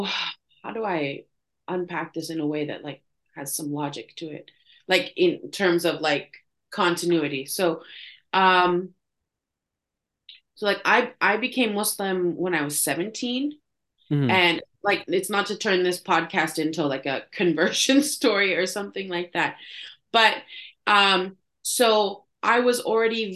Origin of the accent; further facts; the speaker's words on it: Canada; also born or lived in Istanbul; I'm Canadian